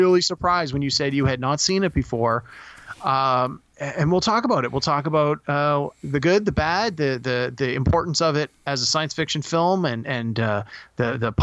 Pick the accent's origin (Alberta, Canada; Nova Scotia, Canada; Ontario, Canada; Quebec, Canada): Ontario, Canada; Greater Toronto Area; two Canadian guys who are both from the Toronto or Greater Toronto area